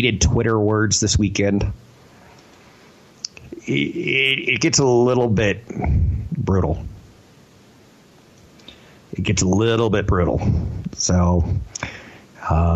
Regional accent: San Francisco, California, United States; my hometown, San Francisco.

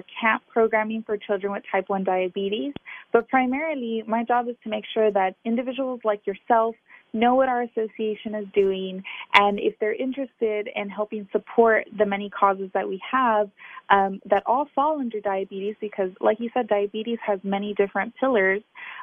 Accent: Texas, United States; I grew up here in Texas with a community of friends and family who are very affected by diabetes

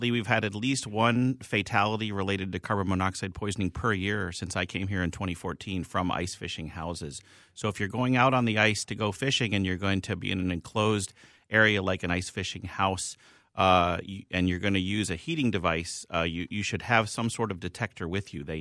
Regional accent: Philadelphia, Pennsylvania, United States; I'm from Philly, so uh, but uh, it really depends.

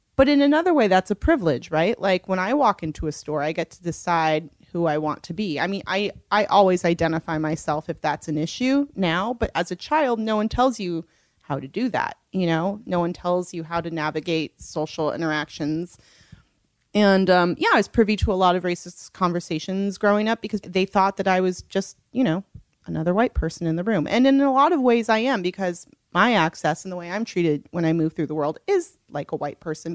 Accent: Los Angeles, California, United States; also born or lived in New York; growing up here

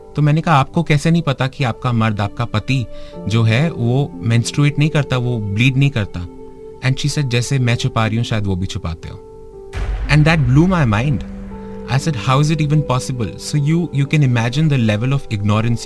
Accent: Dehradun, Uttarakhand, India; moved away as an adult; also born or lived in Delhi; मैं अपनी कॉलेज करने के लिए दिल्ली आया था उससे पहले मेरी स्कूलिंग देहरादून से हुई मैं वहीं पला

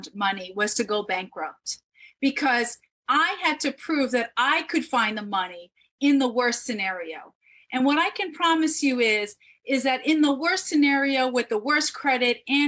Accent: New York City, New York, United States; I was born in the Bronx

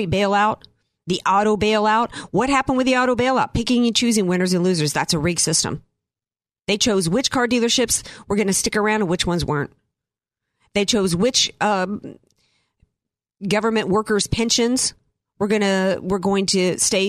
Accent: the South, United States; now in La Jolla, United States; I'm from the South

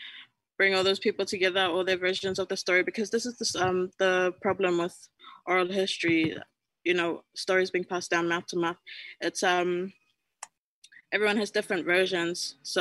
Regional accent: Tokelau; I said I was from Tokelau and they were just like, where's that? I was just like, just this little island off the Pacific.

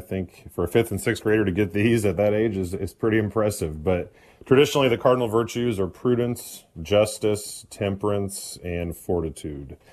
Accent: Indianapolis, Indiana, United States; born and raised in Indianapolis, Indiana, which is also where I currently serve

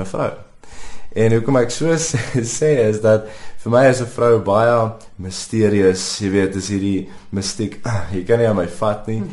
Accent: Pretoria, Gauteng, South Africa; ek het geswat groot geword in Pretoria, Waterkloof Hoërskool skool gegaan

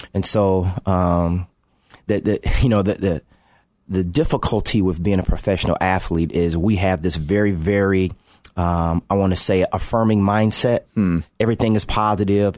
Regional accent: Chicago, Illinois, United States; grow up in Chicago, uh, uh, play for my hometown team

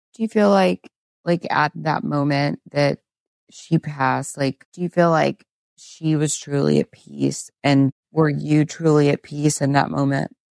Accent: Texas, United States; as a Texan

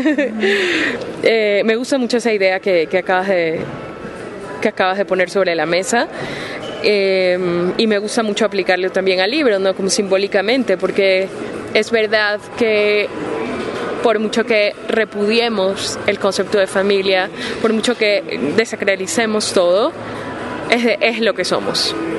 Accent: Ecuador; moved away as an adult; now in Spain; soy ecuatoriana

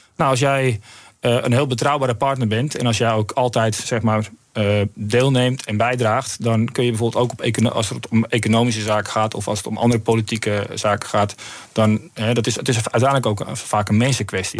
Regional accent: Netherlands; wij zelf ook als Nederlanders

